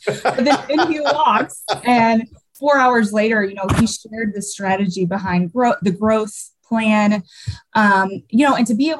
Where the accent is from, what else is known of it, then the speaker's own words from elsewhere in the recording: by the Arkansas state line, southern Missouri, United States; accent: Southern; now in Chicago, United States; I am from the very bottom part of Missouri, right by the Arkansas state line.